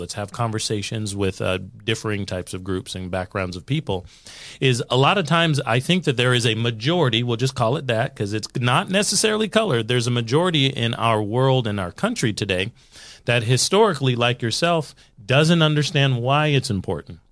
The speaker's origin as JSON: {"language": "English", "country": "United States", "said": "I'm American"}